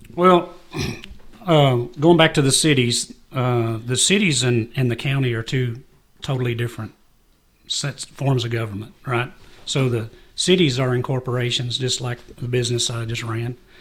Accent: Jamestown, Kentucky, United States; Growing up in Jamestown

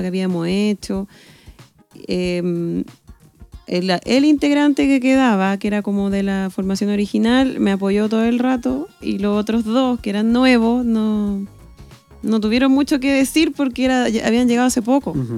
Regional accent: Chile; yo igual, como un chileno normal

